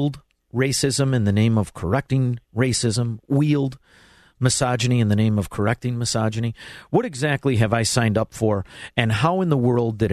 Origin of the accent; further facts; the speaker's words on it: Chicago, Illinois, United States; now in Florida, United States; I'm from Chicago. We don't speak well